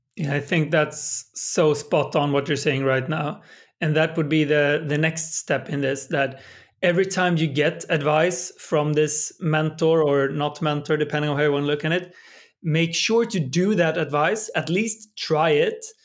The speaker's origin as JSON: {"language": "English", "country": "Sweden", "tie": "born or raised there", "said": "my hometown in Sweden"}